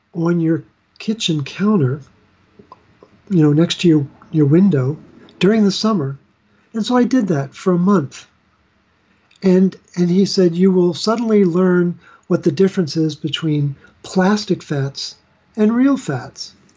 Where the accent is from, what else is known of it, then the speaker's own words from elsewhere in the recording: Baltimore, Maryland, United States; I'm from Baltimore, which is where Hopkins is located